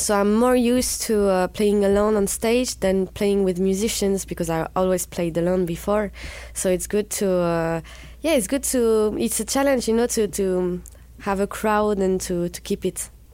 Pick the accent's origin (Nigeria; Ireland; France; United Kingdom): France; southwest France; I'm from the Southwest, and in the Southwest of France, you're not supposed to love Paris